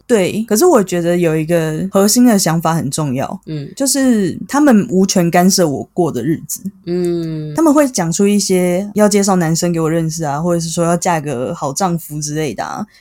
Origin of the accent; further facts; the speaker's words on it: Taipei, Taiwan; 像我这种土生土长的台北人